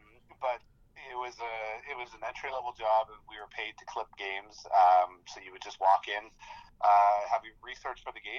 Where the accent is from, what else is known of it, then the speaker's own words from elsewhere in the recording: Halifax, Nova Scotia, Canada; moved away; I raised in Halifax, moved here in 2000.